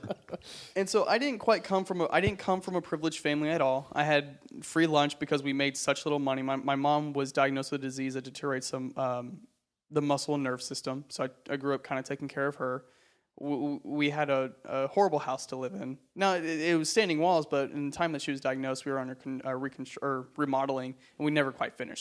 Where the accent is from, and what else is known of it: Texas, United States; born or raised there; moved away as an adult; now in Los Angeles, United States